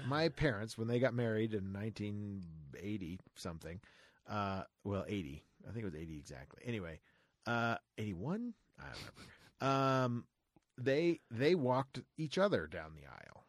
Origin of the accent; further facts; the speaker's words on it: Florida, United States; I grew up in Florida